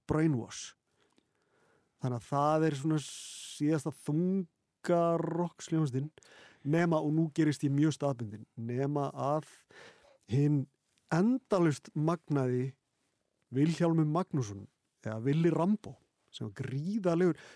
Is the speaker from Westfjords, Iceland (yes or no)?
yes; Patreksfjörður, Westfjords, Iceland; ég er sérst frá Patricksfyrði